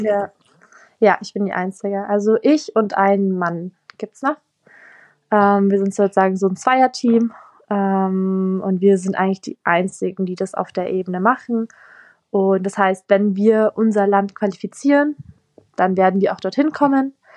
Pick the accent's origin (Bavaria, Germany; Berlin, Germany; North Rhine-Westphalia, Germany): Bavaria, Germany; south of Munich; ich komme auch aus Bayern und da wohne ich jetzt auch nicht am Meer